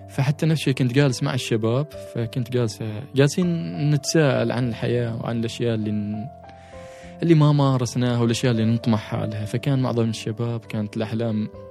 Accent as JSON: {"language": "Arabic", "country": "Oman", "said": "احنا ك كعمانيين نعيش على مستويات سطح البحر"}